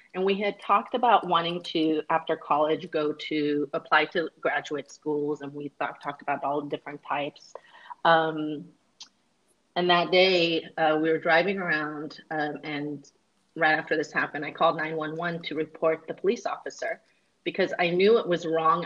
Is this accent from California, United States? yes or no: yes; Northern California, United States; I grew up in Northern California